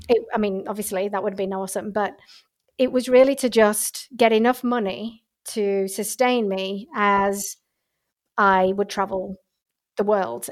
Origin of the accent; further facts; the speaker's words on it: England, United Kingdom; moved away as an adult; also born or lived in Australia; I'm originally from England